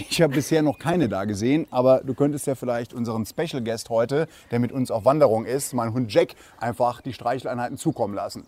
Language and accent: German; Perl, Saarland, Germany; Ich stamme quasi hier aus Perl